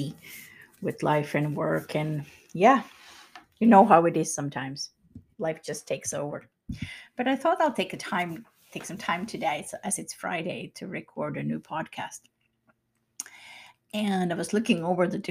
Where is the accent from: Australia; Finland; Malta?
Finland; I'm from Finland myself